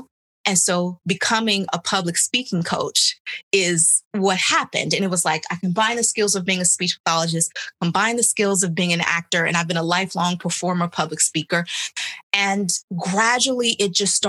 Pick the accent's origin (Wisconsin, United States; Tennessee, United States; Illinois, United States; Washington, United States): Illinois, United States; Chicago; moved away; also born or lived in New York; back home in Illinois, where I'm from Chicago